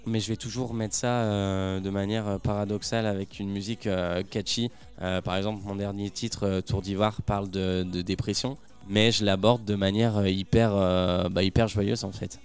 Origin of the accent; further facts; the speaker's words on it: Saint-Étienne, Auvergne-Rhône-Alpes, France; moved away as an adult; now in Paris, France; Alors, de base, je suis stéphanois, je, suis né à Saint-Étienne et ça fait un an et demi maintenant que j'habite à Paris